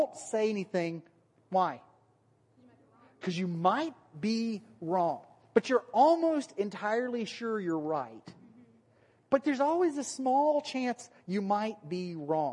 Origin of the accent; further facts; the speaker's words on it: Alabama, United States; accent: Alabama; then my Alabama accent comes out